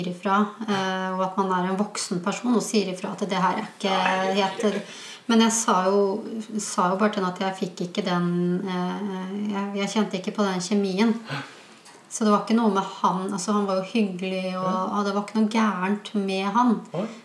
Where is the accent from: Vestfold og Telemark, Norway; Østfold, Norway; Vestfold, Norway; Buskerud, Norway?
Østfold, Norway; Fredrikstad; Jeg er fra Fredrikstad, vet du.